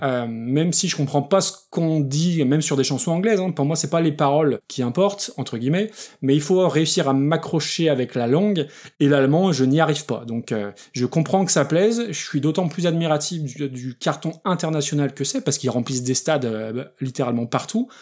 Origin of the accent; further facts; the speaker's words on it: France; moi, en tant que français, avec un très très mauvais accent anglais